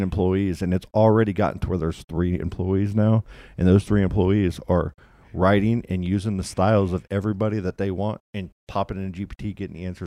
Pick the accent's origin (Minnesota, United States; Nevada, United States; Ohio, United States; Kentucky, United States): Kentucky, United States; Louisville; moved away; also born or lived in Florida; I grew up in Kentucky. I was born here, grew up in Louisville, Kentucky